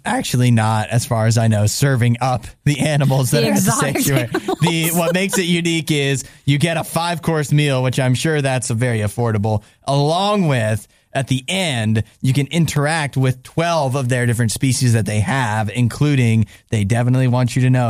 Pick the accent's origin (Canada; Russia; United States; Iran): Canada; I'm a Canadian, so every time I see somebody from Canada in like American news